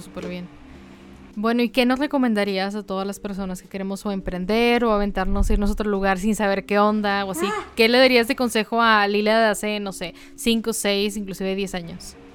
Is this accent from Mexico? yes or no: yes; Mexico